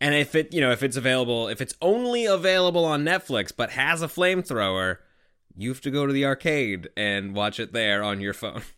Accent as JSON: {"language": "English", "country": "Canada", "said": "we're Canadian"}